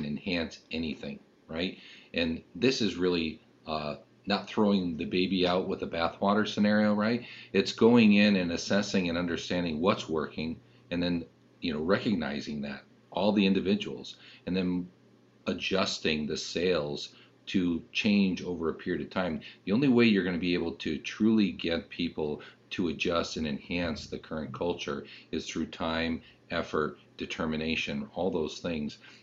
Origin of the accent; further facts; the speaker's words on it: Bristol, Connecticut, United States; I'm born and raised in Bristol, Connecticut